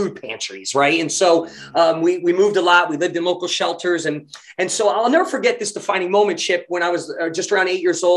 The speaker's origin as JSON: {"language": "English", "region": "New Jersey", "country": "United States", "tie": "born or raised there", "also_born_or_lived": "Tulsa, Oklahoma", "moved": "as an adult", "said": "white boy growing up in Jersey"}